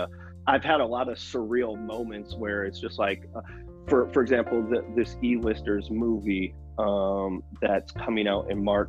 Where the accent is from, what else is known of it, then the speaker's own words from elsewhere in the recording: Milwaukee, Wisconsin, United States; moved away; I'm from Milwaukee, Wisconsin originally